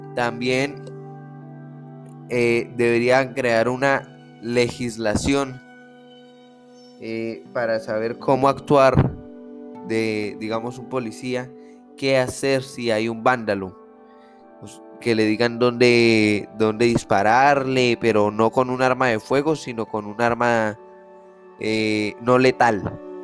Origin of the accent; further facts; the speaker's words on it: Colombia; nosotros como colombianos